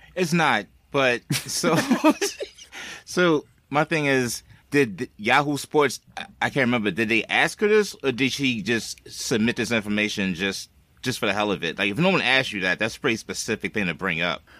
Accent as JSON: {"language": "English", "region": "East Coast", "country": "United States", "said": "I'm from the East Coast"}